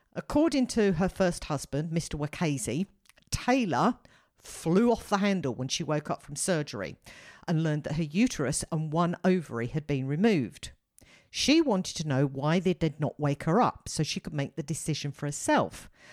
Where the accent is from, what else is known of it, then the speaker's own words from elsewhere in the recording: United Kingdom; as a Brit